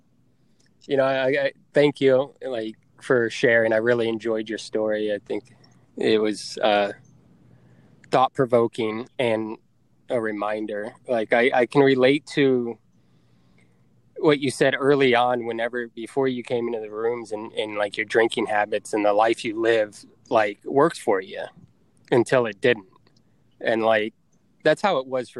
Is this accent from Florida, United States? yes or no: yes; Tampa, Florida, United States; moved away; Tampa, which is my hometown